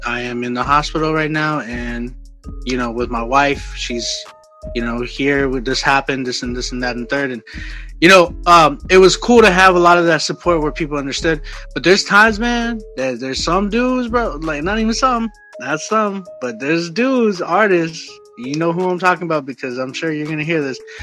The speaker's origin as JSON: {"language": "English", "town": "San Antonio", "region": "Texas", "country": "United States", "also_born_or_lived": "Oklahoma", "moved": "as an adult", "lives_now": "Canada", "said": "I'm from San Antonio"}